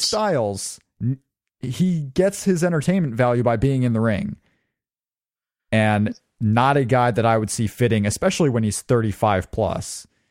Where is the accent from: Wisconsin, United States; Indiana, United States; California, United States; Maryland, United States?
Indiana, United States